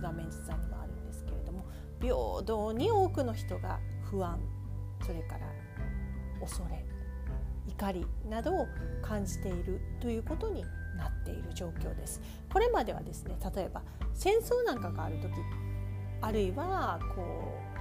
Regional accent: Kansai, Japan; 私はですね、やっぱり関西で育ってるんで

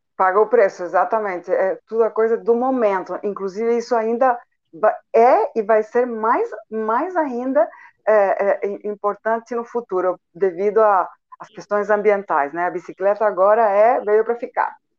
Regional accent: Santiago, Santiago Metropolitan Region, Chile; first language Spanish; Portuguese is a second language; moved away as an adult; also born or lived in São Paulo, Brazil; now in Itajubá, Brazil; eu sou de outro país, sou do Chile, é, de Santiago

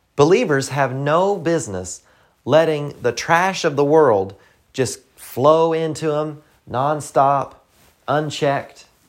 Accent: the South, United States; accent: Southern; I'm from the South

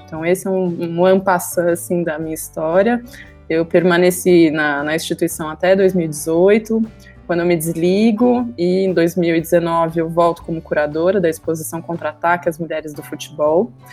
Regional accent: Campinas, São Paulo, Brazil; eu sou de Campinas

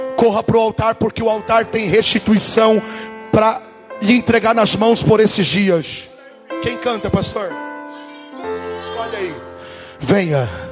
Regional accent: Brazil; also born or lived in Portugal

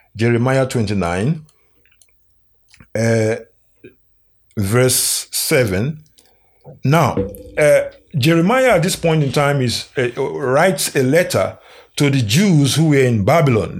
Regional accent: Nigeria; Nigeria, uh, which is my home country.

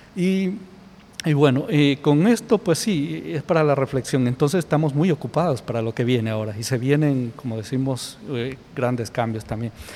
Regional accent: Ecuador

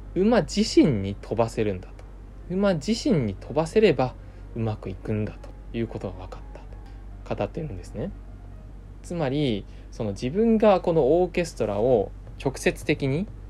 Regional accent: Kurume, Fukuoka, Japan; now in Tokyo, Japan; 僕の地元福岡の久留米の方では

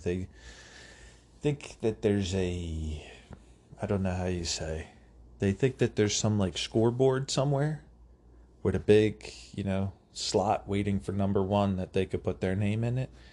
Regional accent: United States; as an American

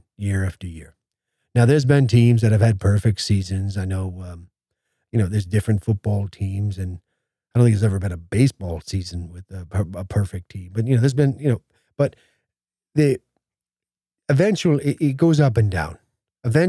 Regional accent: United States; as an American

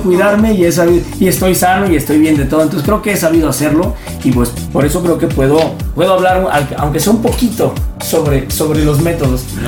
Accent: Zihuatanejo, Guerrero, Mexico; moved away; vivimos en un pueblito así, eh, chiquito, yo soy de Ixtapa, de Cihuatanejo

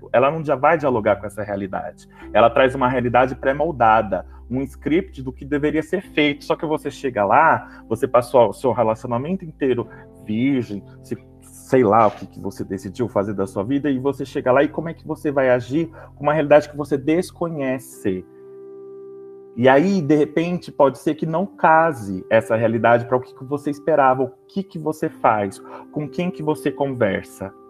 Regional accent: Brazil; E isso me, me indigna como, como brasileiro, como sociedade, como cristão.

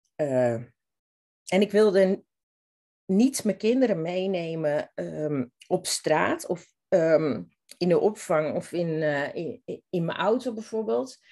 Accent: Zwolle, Overijssel, Netherlands; moved away as an adult; now in Amsterdam, Netherlands; ik kom oorspronkelijk uit Zwolle en heb daar toen alles achtergelaten

